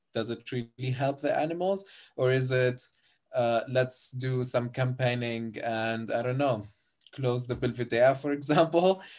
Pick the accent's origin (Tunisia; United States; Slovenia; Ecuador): Tunisia; Sousse, Sousse Governorate; moved away as an adult; now in Germany; I'm from Susa, which is also quite, uh, like the, a city in Tunisia.